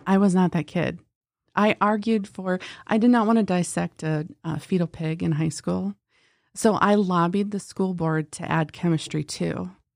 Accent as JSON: {"language": "English", "town": "Pierre", "region": "South Dakota", "country": "United States", "tie": "born or raised there", "also_born_or_lived": "Minneapolis / Flandreau", "said": "Grew up in Pier, South"}